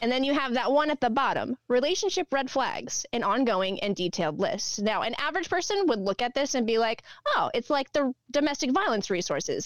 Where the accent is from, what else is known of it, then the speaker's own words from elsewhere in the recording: Texas, United States; also born or lived in North Carolina; now in Northeast, United States; we lived in North Carolina and we're all from Texas and moving up here